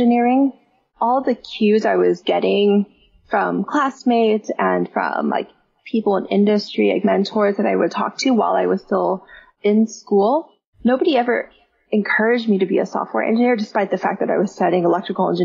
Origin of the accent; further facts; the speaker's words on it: Mountain View, California, United States; I grew up in the Bay Area, which is home of all of these different software companies. Like, my high school was in Mountain View